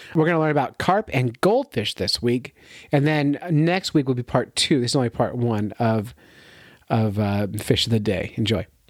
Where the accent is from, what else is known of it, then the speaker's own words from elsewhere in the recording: New York City, New York, United States; I grew up on Governor's Island